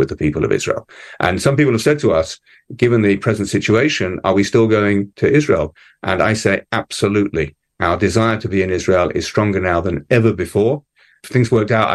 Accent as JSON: {"language": "English", "region": "London", "country": "United Kingdom", "tie": "born or raised there", "moved": "as an adult", "lives_now": "Melbourne, Australia", "said": "When I was a child growing up in London"}